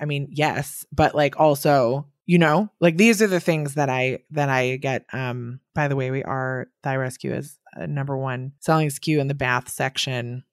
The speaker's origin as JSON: {"language": "English", "region": "Wisconsin", "country": "United States", "moved": "yes", "lives_now": "New York, United States", "said": "I'm from Wisconsin, and I'm here in New York"}